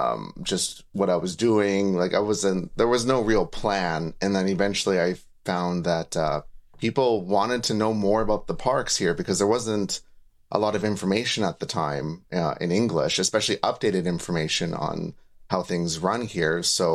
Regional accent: Saskatchewan, Canada; moved away as an adult; now in Japan; where I grew up in Canada, in Saskatchewan

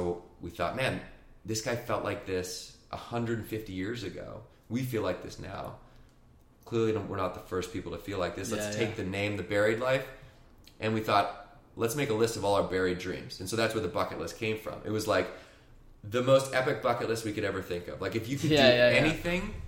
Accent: Victoria, British Columbia, Canada; I grew up in Victoria, BC in Canada

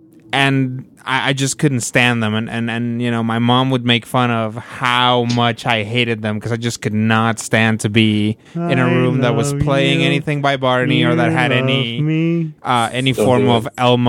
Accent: Mexico; moved away; Because I spent my childhood in Mexico.

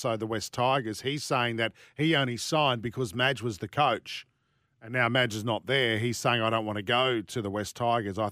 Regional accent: Yagoona, New South Wales, Australia; I grew up in Yagoona and every house was fiberglass

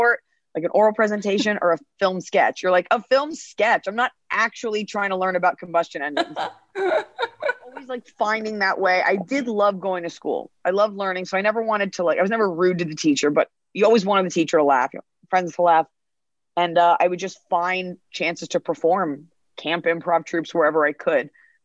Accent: Dallas, Texas, United States; I grew up in Dallas, Texas

